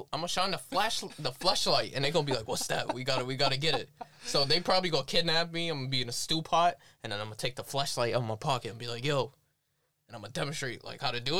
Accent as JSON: {"language": "English", "town": "New York City", "region": "New York", "country": "United States", "said": "I'm from Brooklyn, baby."}